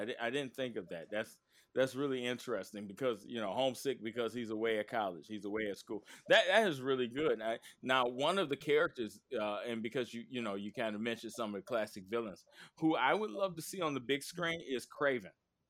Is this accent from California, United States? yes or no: no; Knockemstiff, Ohio, United States; I'm from Knock'em Stiff.